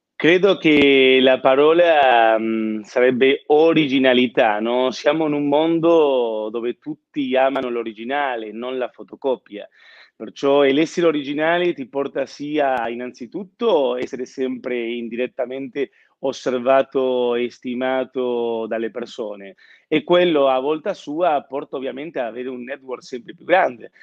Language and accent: Italian; Buenos Aires, Argentina; now in Milan, Italy; sono argentino, nato a Buenos Aires, eh, Milano ormai è casa mia.